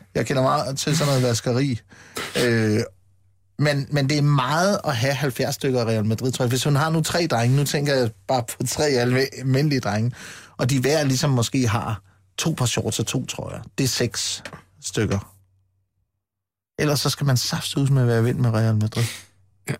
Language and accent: Danish; Funen, Southern Denmark, Denmark; jeg kommer fra Fyn